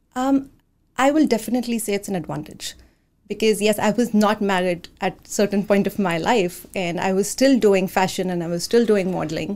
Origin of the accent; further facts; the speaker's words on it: India; moved away as an adult; also born or lived in Pune, India / Dallas, United States; now in Redmond, United States; I come from India originally